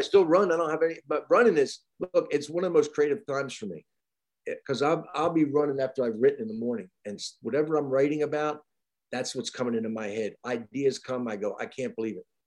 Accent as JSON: {"language": "English", "area": "across from Wilmington, Delaware", "region": "New Jersey", "country": "United States", "tie": "born or raised there", "also_born_or_lived": "Pennsylvania / Van Nuys, Los Angeles", "moved": "yes", "lives_now": "Asheville, United States", "said": "My hometown was a huge chemical factory, DuPont, and um, right across from Wilmington, Delaware."}